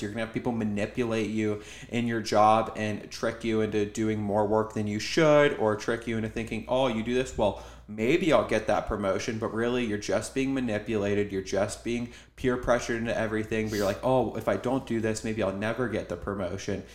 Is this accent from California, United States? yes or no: no; Cincinnati, Ohio, United States; I'm from Cincinnati, Ohio